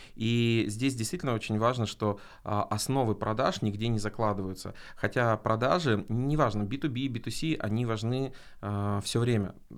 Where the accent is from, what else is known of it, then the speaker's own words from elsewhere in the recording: Arkhangelsk, Arkhangelsk Oblast, Russia; в городе Архангельске, откуда я родом